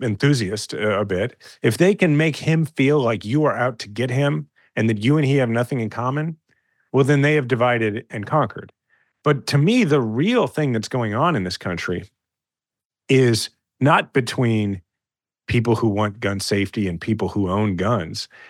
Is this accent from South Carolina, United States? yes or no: no; Kansas City, Missouri, United States; I'm a fifth generation Kansas City and I love my hometown